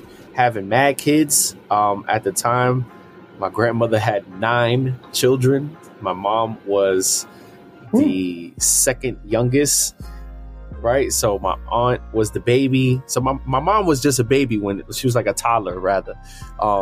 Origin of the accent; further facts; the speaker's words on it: New York City, New York, United States; first language American Sign Language; English is a second language; also born or lived in Harlem; I was born in Harlem, ironically, but raised in the Bronx